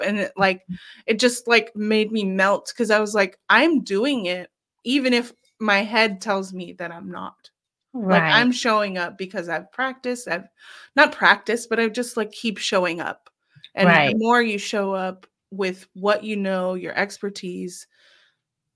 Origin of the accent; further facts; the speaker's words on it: California, United States; I'm from California